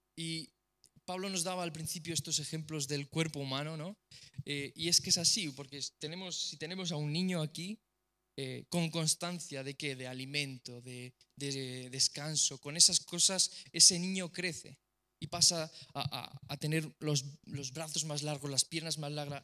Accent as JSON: {"language": "Spanish", "country": "Romania", "said": "soy rumano"}